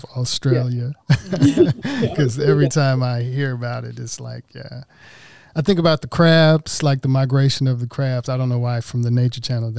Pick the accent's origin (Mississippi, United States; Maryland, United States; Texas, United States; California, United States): Mississippi, United States; Oxford; I'm from Oxford, Mississippi.